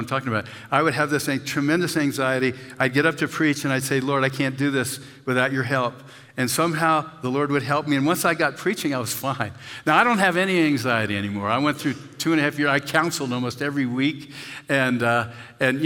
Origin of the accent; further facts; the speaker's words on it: Pennsylvania, United States; now in Castle Rock, United States; where I grew up in Pennsylvania